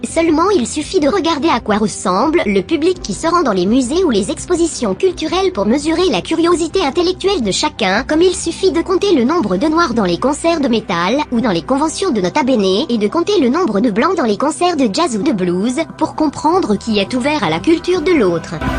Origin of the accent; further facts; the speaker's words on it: France; je suis né en France j'ai grandi en France